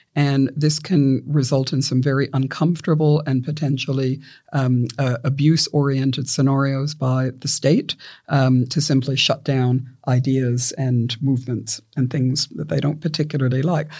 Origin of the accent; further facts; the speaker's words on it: Victoria, Australia; my home state of Victoria